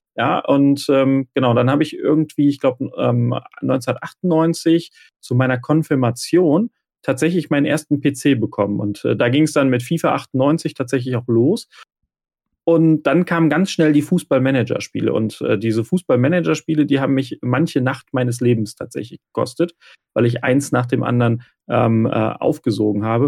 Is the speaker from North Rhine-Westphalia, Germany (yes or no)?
yes; Remscheid, North Rhine-Westphalia, Germany; komme aus Remscheid im Bergischen Land in Deutschland